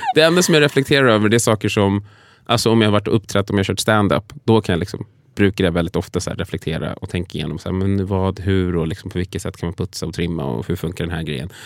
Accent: Sweden; född och uppvuxen i Sverige

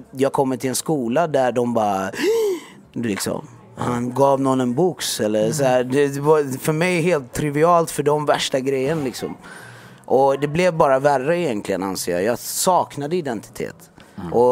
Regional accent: Jönköping, Jönköping County, Sweden; jag växte upp i Jönköping. Eh, eh, först i en del som heter Öxnehaga som var lite mer, det, man kan säga mer segrega- segregationen där liksom.

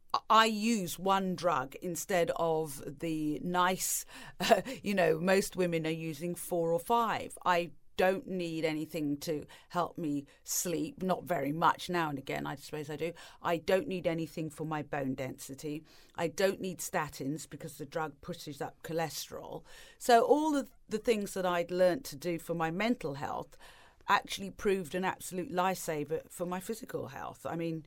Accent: East of England, United Kingdom; also born or lived in Tanzania; But when I was growing up in England and in Tanzania, and then in Norfolk, there were no other families of colour around.

